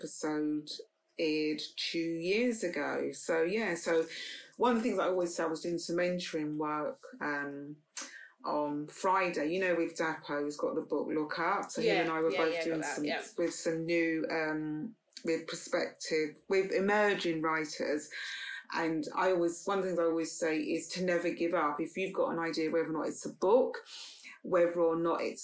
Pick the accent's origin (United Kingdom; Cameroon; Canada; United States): United Kingdom; London; we moved from Paddington to Notting Hill